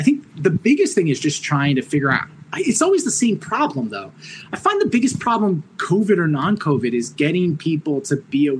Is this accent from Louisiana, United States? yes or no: no; New York, United States; Orange County, New York.